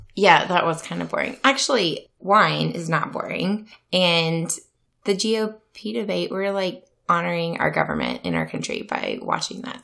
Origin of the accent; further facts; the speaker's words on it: Louisiana, United States; now in Iowa, United States; I am from Louisiana, um, born and raised